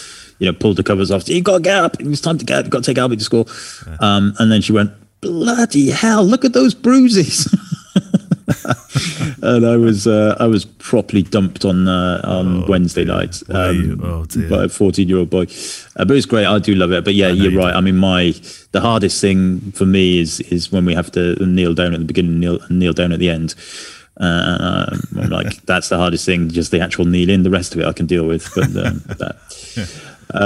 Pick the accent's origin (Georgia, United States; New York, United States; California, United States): California, United States; San Diego; Anyways, I am from San Diego, California, and I mostly photograph documentary style of family and everyday life.